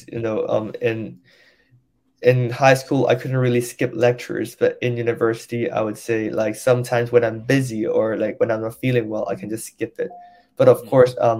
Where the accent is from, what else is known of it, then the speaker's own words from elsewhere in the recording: Hong Kong; English is a second language; moved away as an adult; I grew up in a local school in Hong Kong, DBS.